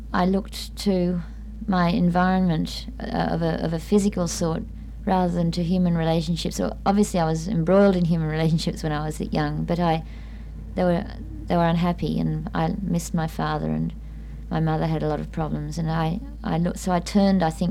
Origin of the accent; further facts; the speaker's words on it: Chatswood, New South Wales, Australia; also born or lived in Yerrinbull, New South Wales; I was born in Chatswood, New South Wales in 1941. My mother brought up the family, 4 children